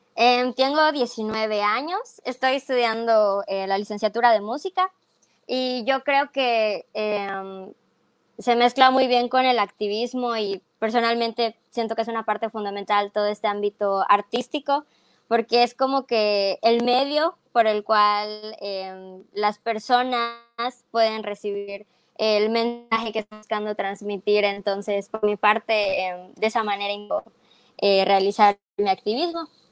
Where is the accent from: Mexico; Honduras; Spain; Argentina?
Mexico; Mérida, Yucatán; soy de Mérida, Yucatán